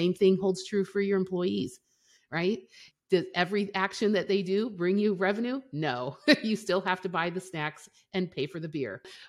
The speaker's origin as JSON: {"language": "English", "region": "Colorado", "country": "United States", "also_born_or_lived": "Europe", "lives_now": "Missouri, United States", "said": "Well, Okay, so we're based in Missouri, but I'm from Colorado and I grew up in Europe."}